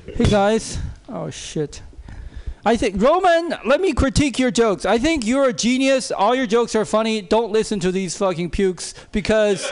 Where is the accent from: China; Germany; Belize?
China; now in United States; I grew up in China